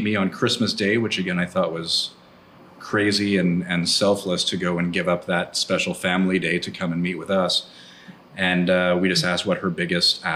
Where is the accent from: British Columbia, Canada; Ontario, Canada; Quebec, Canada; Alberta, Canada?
Quebec, Canada; Montreal; moved away as an adult; also born or lived in Vancouver; now in Cabo San Lucas, Mexico; I'm originally from Montreal, then lived in Vancouver before coming here to Cabo